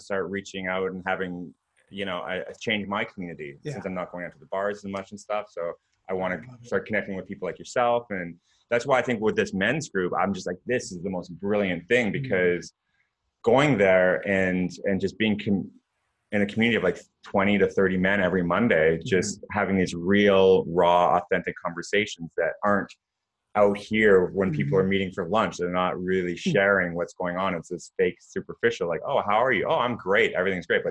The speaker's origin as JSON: {"language": "English", "country": "Canada", "said": "I'm Canadian"}